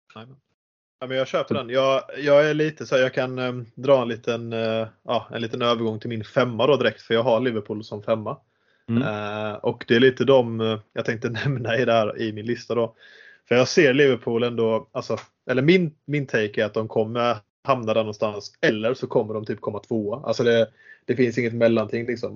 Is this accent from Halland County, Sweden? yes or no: yes; Halmstad, Halland County, Sweden; Född och uppvuxen i Halmstad. Bor fortfarande i Halmstad